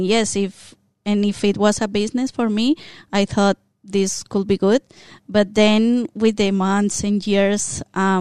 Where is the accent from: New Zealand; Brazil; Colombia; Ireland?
Colombia; first language Spanish; English is a second language; moved away as an adult; now in Australia; we're from Colombia, so we speak Spanish. And then as we are here in Australia and we learn more of the language